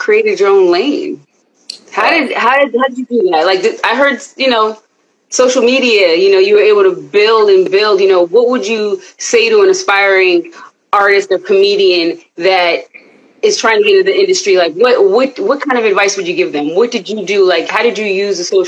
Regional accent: Poughkeepsie, New York, United States; also born or lived in California; I was born in Cali, but I was raised in New York

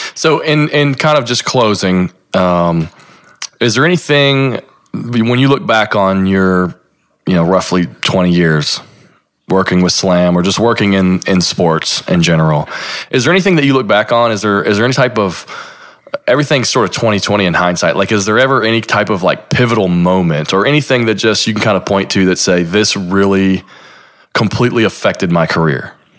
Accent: Lexington, Kentucky, United States; I'm from Lexington

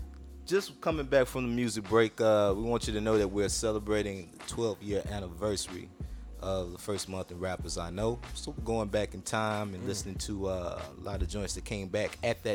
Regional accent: Houston, Texas, United States; I'm from the North, man, but I be on that South side.

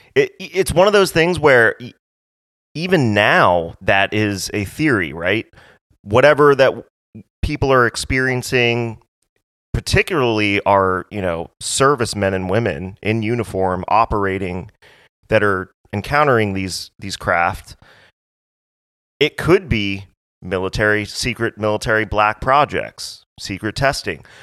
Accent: Hawaii, United States; I'm, I'm from Hawaii

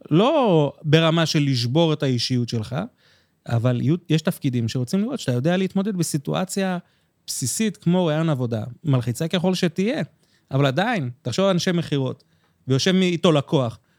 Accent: Jerusalem, Jerusalem District, Israel; moved away; ירושלמי לשעבר, אתה יודע.

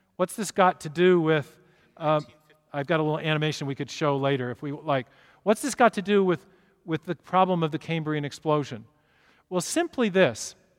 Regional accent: Seattle, Washington, United States; I'm from Seattle

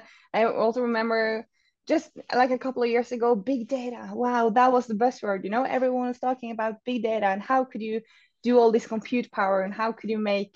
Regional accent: Oslo, Norway; English is a second language; I'm from Norway, so Oslo based.

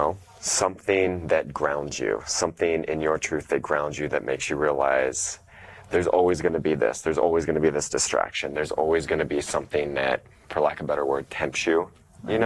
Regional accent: Ohio, United States; moved away as an adult; I'm from Ohio, so I'm from the Midwest.

